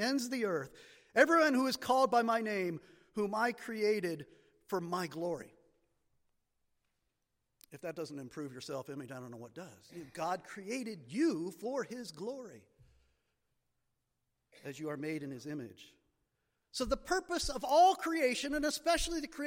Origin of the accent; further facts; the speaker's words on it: Marienville, Pennsylvania, United States; I grew up in Marionville, Pennsylvania